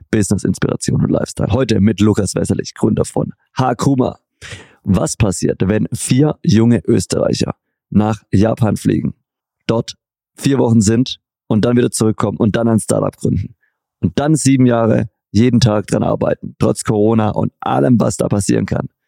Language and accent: German; Göppingen, Baden-Württemberg, Germany; Ich komme aus der Perle Europas, Baden-Württemberg und zwar aus Göppingen bei Stuttgart.